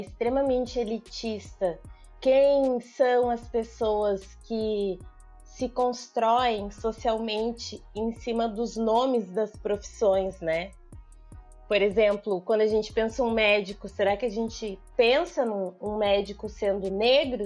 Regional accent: Porto Alegre, Rio Grande do Sul, Brazil; also born or lived in São Leopoldo; eu nasci em Porto Alegre, estudei em São Leopoldo

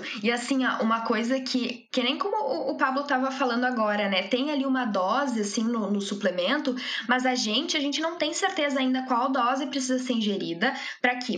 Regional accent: Passo Fundo, Rio Grande do Sul, Brazil; moved away as an adult; now in Porto Alegre, Brazil; Eu sou natural de Passo Fundo, mas eu moro já em Porto Alegre, eu vim para Porto Alegre para fazer a graduação

